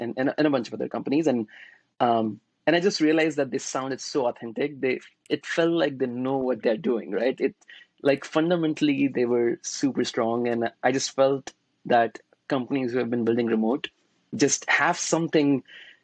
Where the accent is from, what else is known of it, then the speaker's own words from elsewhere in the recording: Varanasi, Uttar Pradesh, India; moved away as an adult; now in United States; I'm from Varanasi. It's a very, very small city. We have, you know, really peaceful city and lots of cows. So I grew up there